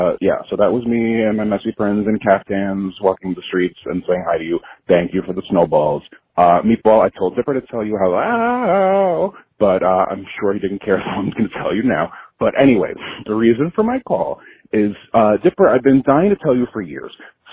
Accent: New York City, New York, United States; I am from Staten Island, but I'm calling you from P-Town

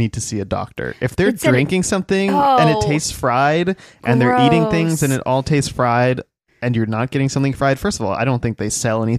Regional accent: Midwest, United States; We're from the Midwest, where we call Versailles, we say Versailles.

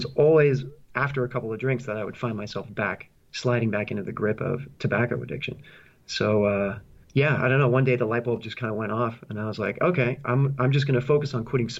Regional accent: San Francisco Bay Area, California, United States; moved away as an adult; also born or lived in Boston / Shanghai; now in Hong Kong; I'm originally from the San Francisco Bay Area in California

